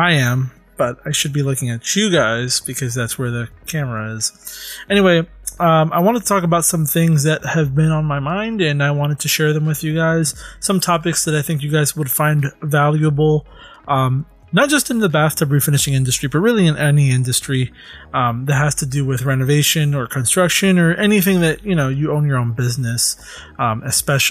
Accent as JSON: {"language": "English", "country": "United States", "tie": "born or raised there", "said": "I was born in America, but my parents are both Hispanic."}